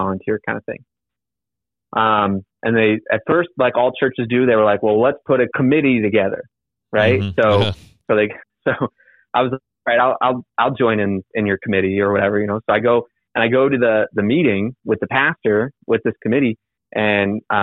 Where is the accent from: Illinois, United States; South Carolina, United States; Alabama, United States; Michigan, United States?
Michigan, United States; My hometown is in Michigan